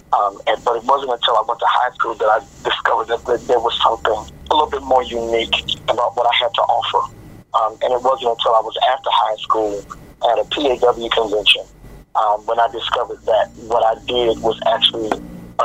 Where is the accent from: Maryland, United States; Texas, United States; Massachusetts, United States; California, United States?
Maryland, United States; Baltimore; Baltimore, Maryland. I'm born and bred. This is my hometown.